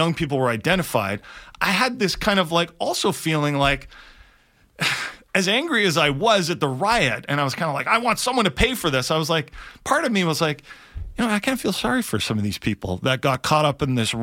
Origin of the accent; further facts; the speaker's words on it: Vancouver, British Columbia, Canada; I'm generally pretty proud of being from Vancouver. I've lived here my whole life